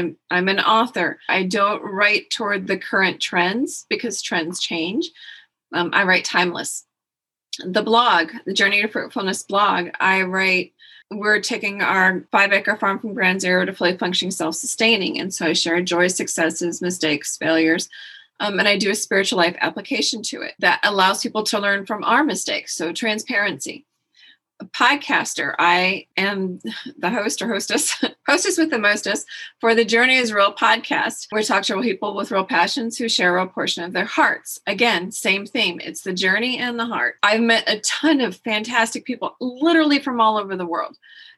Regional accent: Texas, United States; Well, I am Texan. Anybody asks me what country you're from, I say Texas. People who don't live in Texas don't quite understand that reference. We're proud to be Texan.

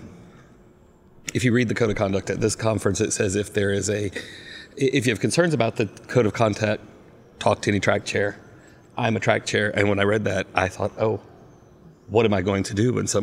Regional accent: the South, United States; I grew up in the South

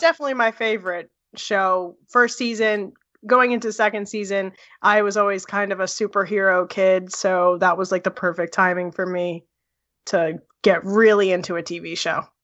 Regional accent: Edison, New Jersey, United States; moved away; also born or lived in Florida / Texas; I am from Edison.

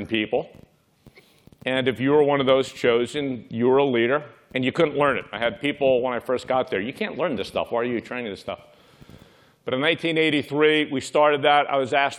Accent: New York City, New York, United States; I grew up in Brooklyn, New York.

